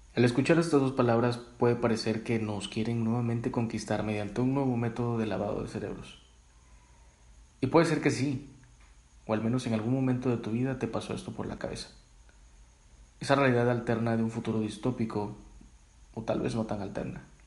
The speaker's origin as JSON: {"language": "Spanish", "country": "Mexico", "said": "todos somos mexicanos"}